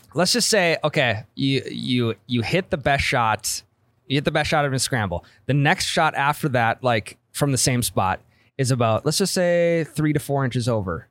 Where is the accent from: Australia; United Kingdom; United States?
United States; Midwest; I'm from the Midwest